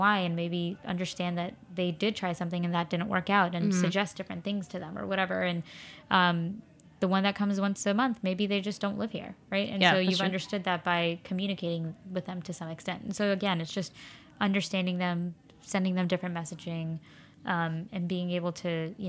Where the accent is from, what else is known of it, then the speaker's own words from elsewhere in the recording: Flushing, New York, United States; Well, I live in Flushing now, and I grew up in Flushing.